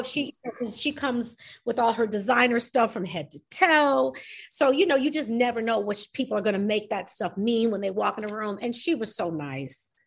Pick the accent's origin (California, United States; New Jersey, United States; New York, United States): New York, United States; I'm New York